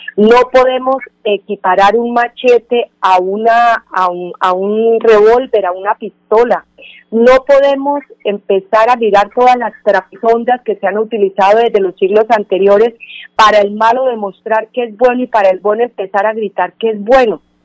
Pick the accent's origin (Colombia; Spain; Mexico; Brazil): Colombia; todos somos colombianos